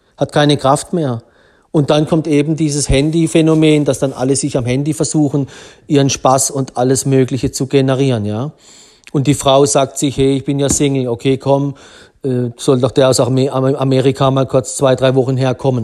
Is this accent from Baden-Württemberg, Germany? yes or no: yes; Black Forest, Baden-Württemberg, Germany; vom Schwarzwald, wo ich aufgewachsen bin